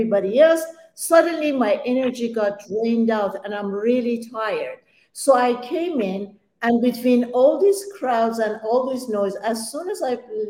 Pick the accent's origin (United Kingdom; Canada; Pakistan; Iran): Iran; English is a second language; moved away; I'm Persian, and I was born in Iran